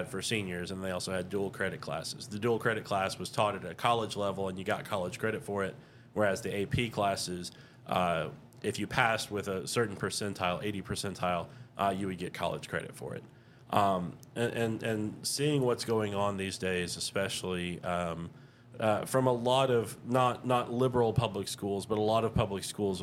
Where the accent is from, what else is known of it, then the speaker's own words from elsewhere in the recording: Houston, Texas, United States; moved away; also born or lived in Tomball, Texas; I grew up in the Houston area mostly